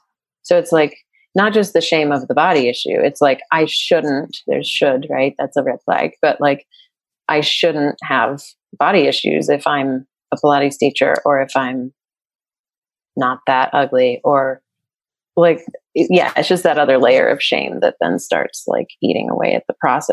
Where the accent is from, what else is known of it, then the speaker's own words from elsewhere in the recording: Boulder, Colorado, United States; I grew up in Boulder.